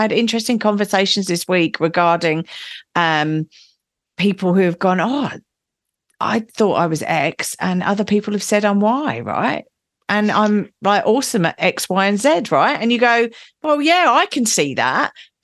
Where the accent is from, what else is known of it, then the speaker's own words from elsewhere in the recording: England, United Kingdom; I'm English